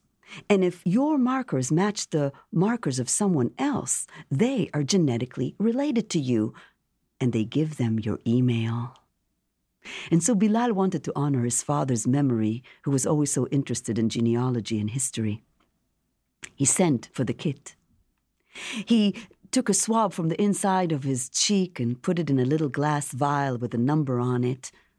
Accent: Jerusalem, Jerusalem District, Israel; now in United States; And the book is a memoir of growing up in Jerusalem, coming to this country, meeting her, and the whole process of creating the show

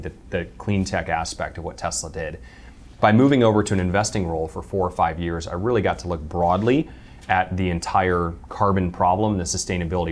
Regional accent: United States; As an American

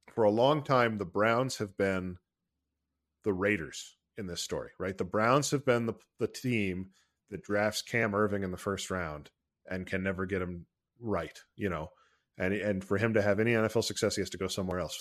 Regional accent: Ohio, United States; I'm from Ohio, and I am proud

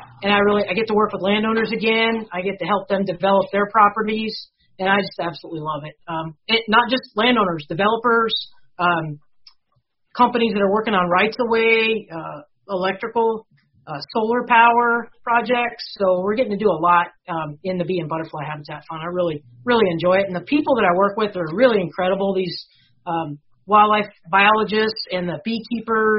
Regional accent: New Mexico, United States; moved away; also born or lived in Missouri; I grew up in New Mexico, so I won't say we were anti-Texan

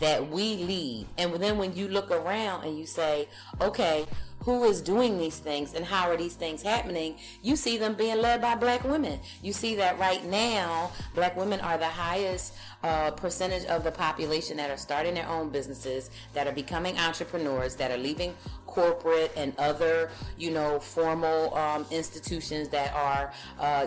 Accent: Philadelphia, Pennsylvania, United States; now in Los Angeles, United States; I grew up on the East Coast, so I grew up in Philadelphia

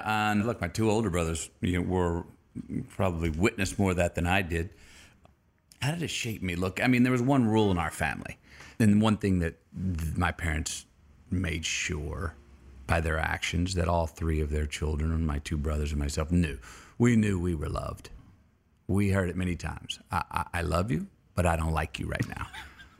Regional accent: Uvalde, Texas, United States; I was born in Uvalde, Texas.

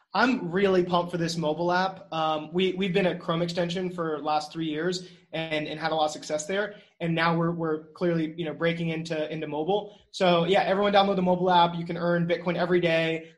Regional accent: North Carolina, United States; moved away as an adult; also born or lived in New York; I love North Carolina. I love building here. It's my hometown

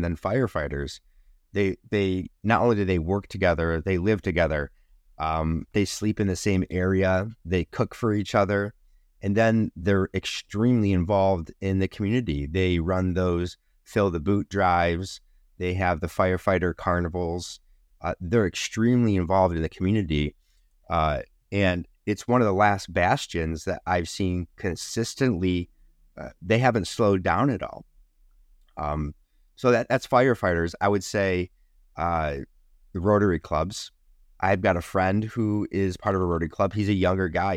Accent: Rochester, New York, United States; Kodak um, in my hometown used to be uh, everybody worked for Kodak in this area. And they had multiple buildings spread across Rochester

